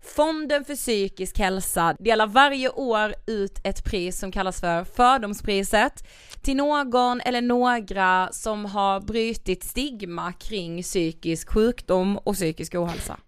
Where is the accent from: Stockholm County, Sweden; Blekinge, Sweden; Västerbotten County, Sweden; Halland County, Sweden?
Blekinge, Sweden; Karlshamn; vi är ju från Karlshamn, Blekinge